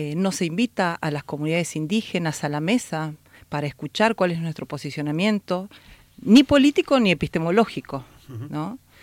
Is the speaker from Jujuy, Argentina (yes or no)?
yes; Jujuy, Argentina; traigo un saludo desde mi tierra, Jujuy, Argentina, el norte